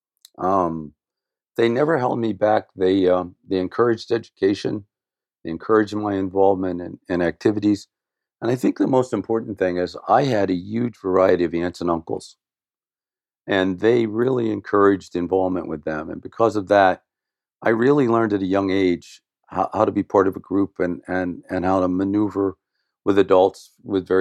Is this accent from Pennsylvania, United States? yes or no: yes; Pittsburgh, Pennsylvania, United States; I was born and raised in Pittsburgh, Pennsylvania, on the mountain that overlooks the city.